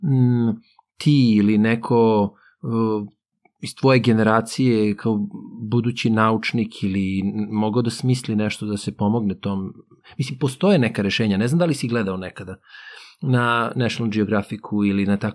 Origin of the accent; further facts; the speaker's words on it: Serbia; mi dolazimo, eto, iz Srbije, koja je u Evropi, ali kao da nismo u Evropi, ali opet smo, eto, naspram tih afričkih zemalja, spadamo u taj, jeli, zapadni svet.